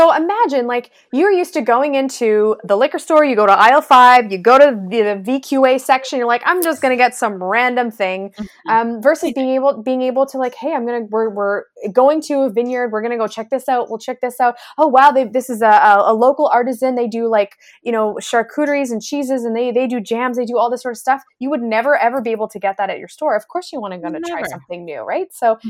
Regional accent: Langley, British Columbia, Canada; You know, I grew up in the Langley area, Langley Cloverdale area. I literally had never been to North Van before.

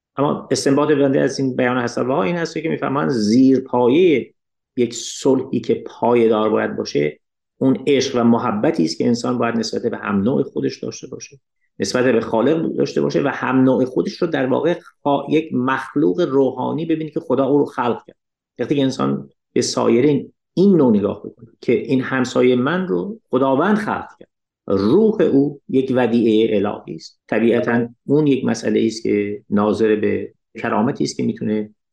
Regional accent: Iran; من به عنوان یک ایرانی اشعار فارسی رو میخونم

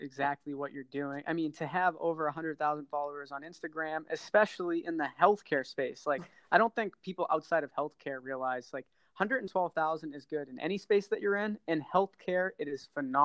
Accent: Boston, Massachusetts, United States; I'm from Boston area

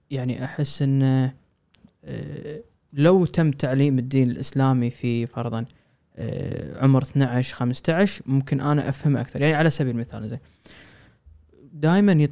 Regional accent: Kuwait; خط احمر عندنا بالكويت

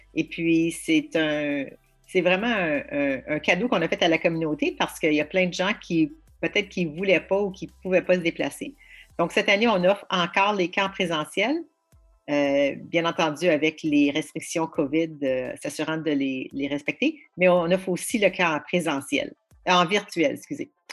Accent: Ottawa, Ontario, Canada; also born or lived in York Region; now in Niagara Region, Canada; moi, je suis une franco-ontarienne de souche euh, d'Ottawa, très, très fière

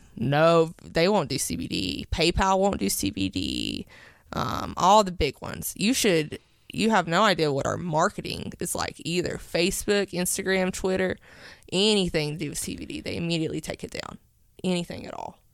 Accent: Powell, Tennessee, United States; I grew up in Powell my whole life

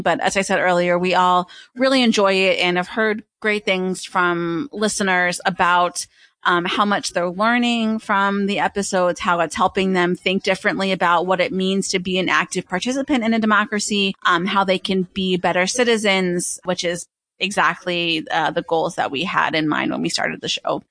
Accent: Pennsylvania, United States; I was born and raised in Pennsylvania

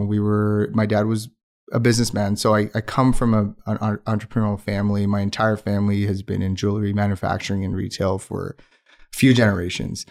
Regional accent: Pakistan; first language Urdu; English is a second language; moved away as an adult; also born or lived in Windsor, Ontario; now in Calgary, Canada; I did my high school in Pakistan

